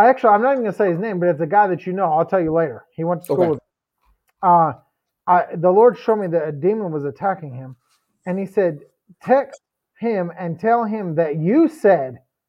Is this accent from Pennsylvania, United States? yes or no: yes; Pennsylvania, United States; moved away; I'm from Pennsylvania